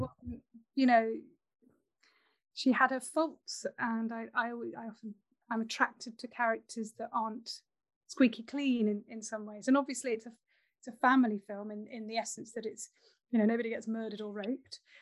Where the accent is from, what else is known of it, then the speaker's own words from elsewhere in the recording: Nottingham, East Midlands, United Kingdom; I grew up in Nottingham